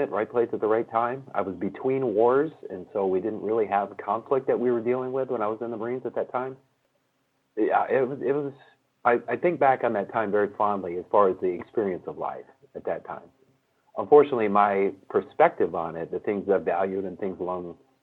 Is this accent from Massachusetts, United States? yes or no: no; Michigan, United States; also born or lived in California; I grew up in Michigan